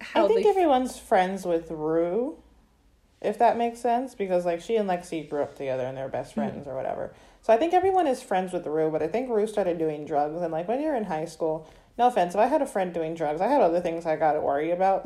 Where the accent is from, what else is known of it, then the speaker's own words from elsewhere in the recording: Florida, United States; I'm very proud to be from Florida